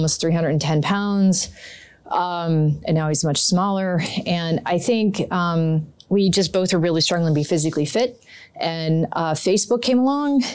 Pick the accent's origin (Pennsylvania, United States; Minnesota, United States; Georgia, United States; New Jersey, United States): New Jersey, United States; High Bridge; I'm from New Jersey. Grew up here. My parents still live in the house I grew up in out in Hunterdon County, a little town called Highbridge